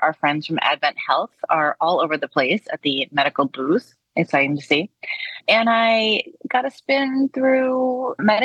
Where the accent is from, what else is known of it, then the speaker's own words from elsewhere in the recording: Florida, United States; I grew up in Florida